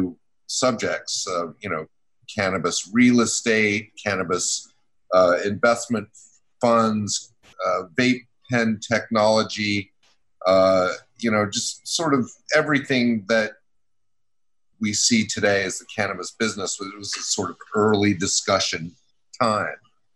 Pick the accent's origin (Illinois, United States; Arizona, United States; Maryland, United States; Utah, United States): Utah, United States; Salt Lake City; also born or lived in Georgia; now in New York City, United States; I grew up in Salt Lake City